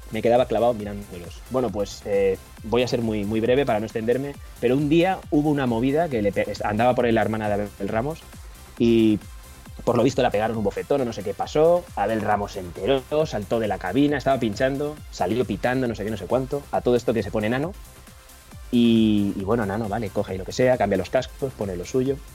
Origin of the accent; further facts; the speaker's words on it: Madrid, Community of Madrid, Spain; moved away as an adult; now in Ibiza, Spain; Nacido y criado en Madrid. Vale. Hasta los 30 años, tengo 38 y desde los 30 a estos últimos 8 años me vine con mi mujer que es madrileña